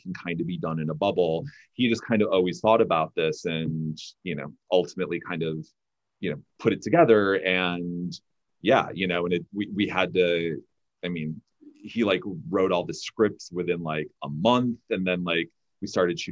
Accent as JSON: {"language": "English", "region": "Michigan", "country": "United States", "tie": "born or raised there", "moved": "yes", "lives_now": "California, United States", "said": "growing up in Michigan"}